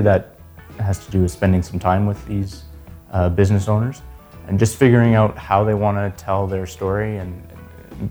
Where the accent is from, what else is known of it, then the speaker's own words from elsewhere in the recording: Winnipeg, Manitoba, Canada; moved away as an adult; now in Calgary, Canada; I'm born and raised in Winnipeg